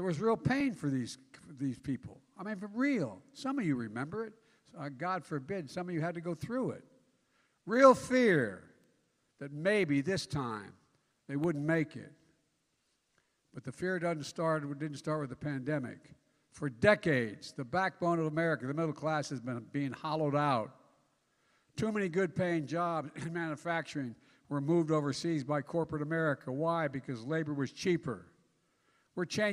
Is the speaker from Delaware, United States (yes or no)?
yes; Claymont, Delaware, United States; also born or lived in Scranton, Pennsylvania; where I was born in Scranton, Pennsylvania, where I grew up in Claymont, Delaware